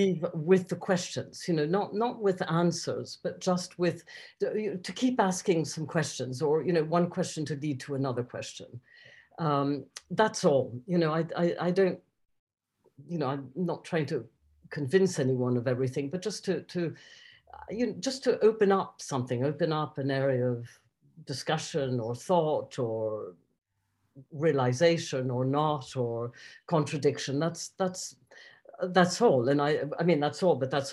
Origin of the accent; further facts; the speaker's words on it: Basque Country, Spain; moved away; I grew up in the Basque Country